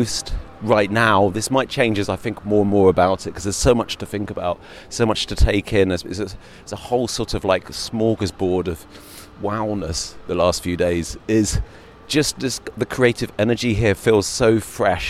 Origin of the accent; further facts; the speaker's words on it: United Kingdom; also born or lived in Berlin / London; being British